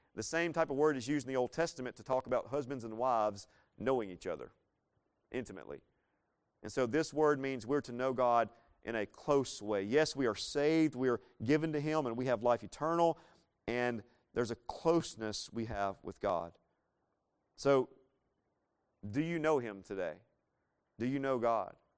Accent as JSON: {"language": "English", "town": "Laurel", "region": "Mississippi", "country": "United States", "moved": "yes", "said": "I'm originally from Laurel, Mississippi."}